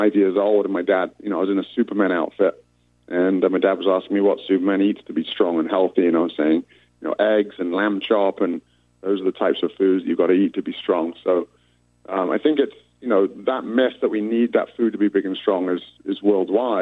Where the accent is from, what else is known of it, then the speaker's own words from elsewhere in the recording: England, United Kingdom; I represented the UK, of course, as you can tell from my accent